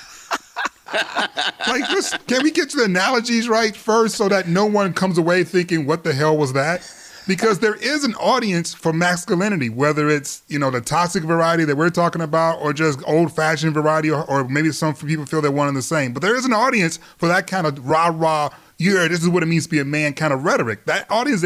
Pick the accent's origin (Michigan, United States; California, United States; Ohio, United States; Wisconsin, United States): Michigan, United States; Detroit; my hometown team